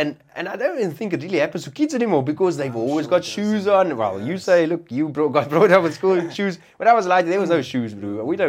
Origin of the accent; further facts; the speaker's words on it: Durban, KwaZulu-Natal, South Africa; and I grew up in Durban, so there wasn't really Afrikaans-speaking coloureds or blacks or whatever like that.